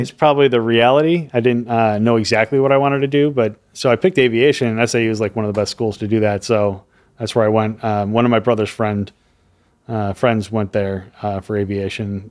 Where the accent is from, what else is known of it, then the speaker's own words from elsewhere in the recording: Chicago, Illinois, United States; moved away as an adult; also born or lived in Miami / Florida; I'm from Chicago.